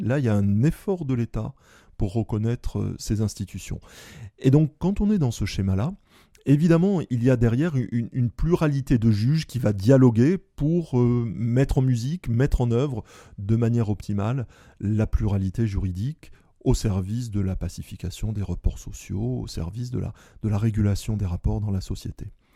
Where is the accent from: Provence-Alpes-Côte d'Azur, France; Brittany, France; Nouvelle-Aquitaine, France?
Nouvelle-Aquitaine, France; Bordeaux; je suis bordelais, l'ancien doyen de la faculté de droit de Bordeaux